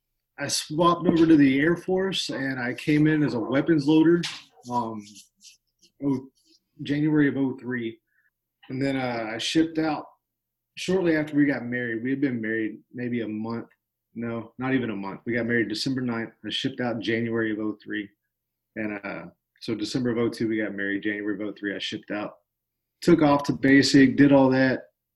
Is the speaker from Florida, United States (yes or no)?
yes; Northwest Florida, United States; I was born and raised here in Northwest Florida, on a horse farm of all places, believe it or not, out in the middle of nowhere.